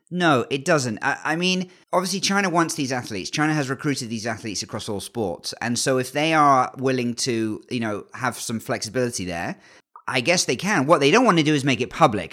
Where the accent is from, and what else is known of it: England, United Kingdom; born or raised there